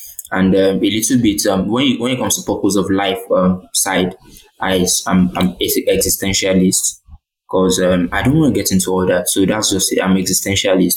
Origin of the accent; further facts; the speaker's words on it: Ilesha, Osun, Nigeria; I was born and bred in Ilesha Osun State